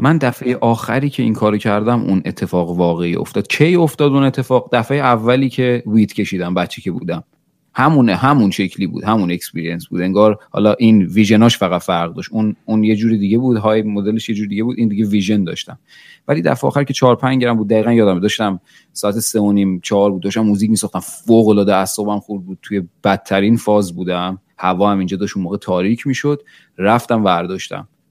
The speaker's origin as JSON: {"language": "Persian", "country": "Iran", "tie": "born or raised there", "moved": "as an adult", "lives_now": "Toronto, Canada", "said": "مجبور شدیم از ایران بریم اینجا"}